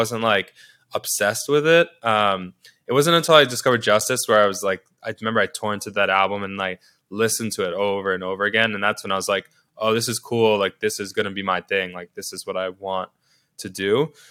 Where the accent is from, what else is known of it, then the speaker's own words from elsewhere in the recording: New York City, New York, United States; I can't speak to growing up anywhere else 'cause this is where I grew up